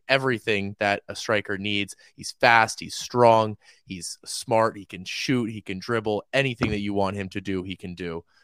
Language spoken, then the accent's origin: English; Oakland, California, United States; now in Los Angeles, United States; I'm from Oakland